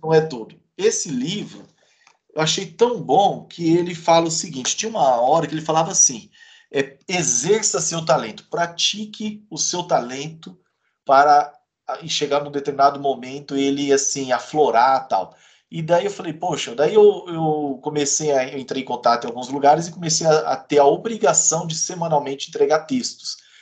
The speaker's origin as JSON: {"language": "Portuguese", "town": "Campo Grande", "region": "Mato Grosso do Sul", "country": "Brazil", "tie": "born or raised there", "moved": "as an adult", "lives_now": "Curitiba, Brazil", "said": "eu nasci lá em Campo Grande, cresci por ali"}